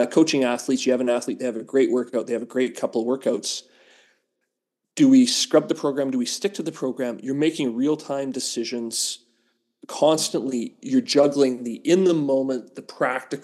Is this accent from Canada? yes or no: yes; St. Paul, Alberta, Canada; I grew up in St. Paul, Alberta